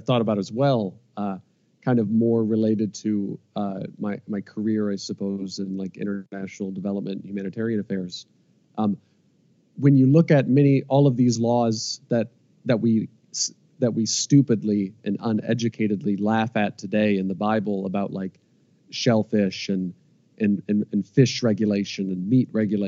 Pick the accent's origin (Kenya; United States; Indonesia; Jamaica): United States; Iowa; moved away as an adult; also born or lived in North Carolina; I was born and raised in Iowa.